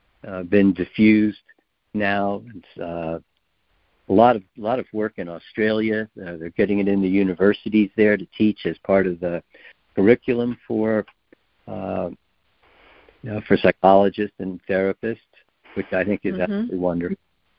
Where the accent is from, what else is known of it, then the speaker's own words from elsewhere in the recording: Japan; As I said, I grew up in Japan. I just didn't realize it until I left.